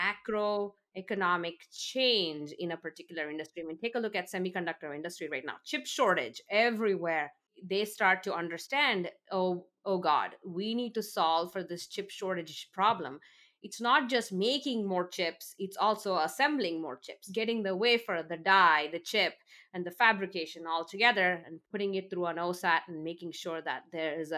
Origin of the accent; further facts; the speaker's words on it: India; moved away; I grew up in India